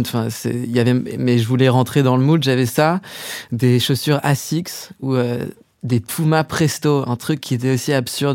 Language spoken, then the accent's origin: French; Paris, Île-de-France, France; géographiquement, j'ai grandi à Paris, euh, dans le 7e arrondissement